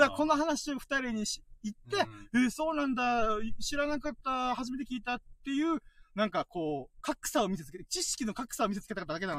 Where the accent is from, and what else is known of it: Okinawa, Japan; born or raised there; also born or lived in Kanto